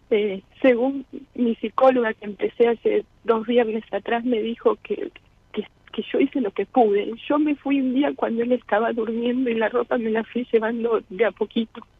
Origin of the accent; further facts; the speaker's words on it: Liniers, Buenos Aires, Argentina; De Liniers.